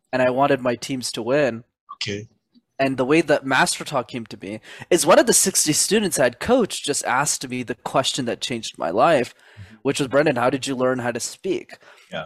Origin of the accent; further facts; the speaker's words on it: Montreal, Quebec, Canada; That's where I'm born and raised in Canada